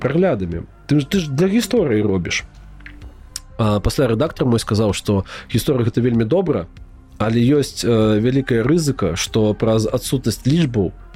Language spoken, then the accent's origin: Belarusian; Belarus; мы ж беларусы